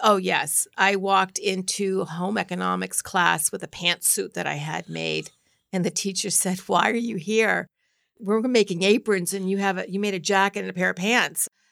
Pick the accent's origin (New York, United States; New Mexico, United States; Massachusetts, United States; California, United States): Massachusetts, United States; Norwood; also born or lived in Boston, South End / Ohio; I grew up in Norwood, went to school in Norwood